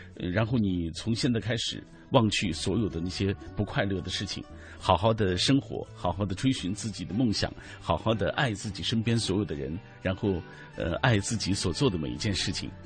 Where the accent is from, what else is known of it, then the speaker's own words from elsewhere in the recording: Changji, Xinjiang, China; now in Beijing, China; 就在亚中商城昌吉州的亚中商城那个地方，呃，有我生活的那个，那个单位